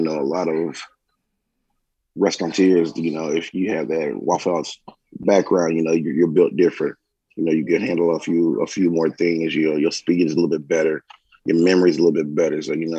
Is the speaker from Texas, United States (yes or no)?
yes; Dallas, Texas, United States; born there; also born or lived in Columbus, Ohio; now in Atlanta, United States; Born in Dallas, Texas. Born in Dallas, lived in Columbus, Ohio. And I've lived here in Atlanta since 2000.